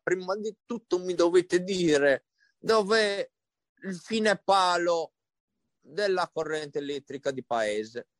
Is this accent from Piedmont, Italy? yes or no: no; Sardinia, Italy; io sono sardo